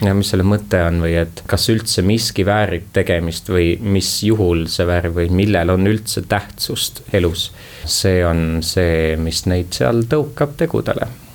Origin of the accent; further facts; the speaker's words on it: Tallinn, Harju County, Estonia; ma kolisin Tallinnasse siis, kui ma läksin esimesse klassi, ehk siis võib öelda, et äh, ma olen tallinlane.